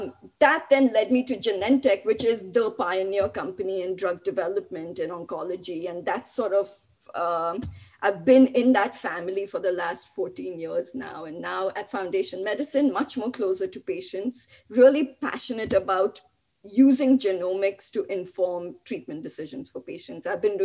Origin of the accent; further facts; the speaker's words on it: Mumbai, Maharashtra, India; now in Buffalo, United States; You know, I moved from Bombay to Buffalo. Talk about, 90 degree weather, landed straight in minus 10 degree weather.